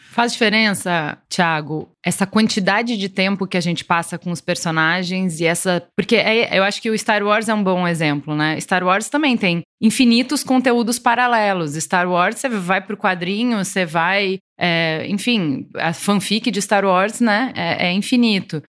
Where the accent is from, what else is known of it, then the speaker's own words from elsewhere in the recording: Brazil; enquanto brasileiro